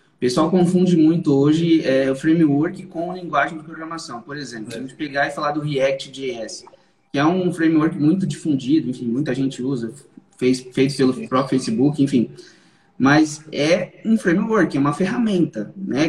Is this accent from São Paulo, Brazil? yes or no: yes; São Paulo, Brazil; Então eu sou daqui de São Paulo, sempre fui daqui de São Paulo, nasci e moro em São Paulo desde quando nasci